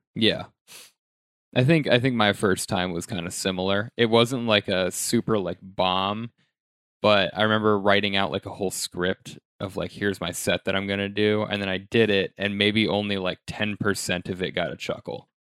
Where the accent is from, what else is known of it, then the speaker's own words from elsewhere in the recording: Denver, Colorado, United States; now in New York, United States; I'm from Denver